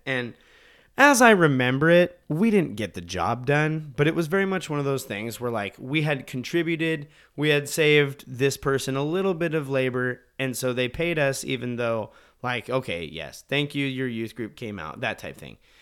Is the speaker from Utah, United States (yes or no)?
no; Montana, United States; we grew up in Montana